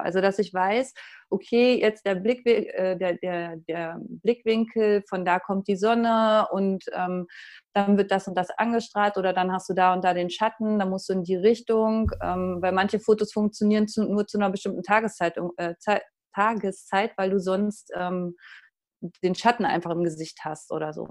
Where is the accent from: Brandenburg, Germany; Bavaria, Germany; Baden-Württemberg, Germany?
Brandenburg, Germany; Uckermark; now in Dortmund, Germany; aus der Uckermark, das ist nordöstlich von Berlin